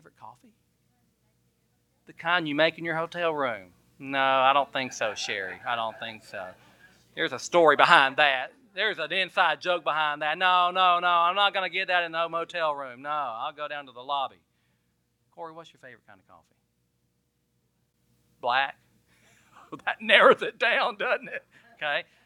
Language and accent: English; Bay Minette, Alabama, United States; I drove into Bay Minette, my hometown.